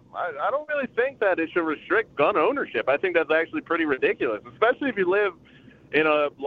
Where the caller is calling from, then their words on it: Philadelphia, Pennsylvania, United States; I'm calling from Philadelphia.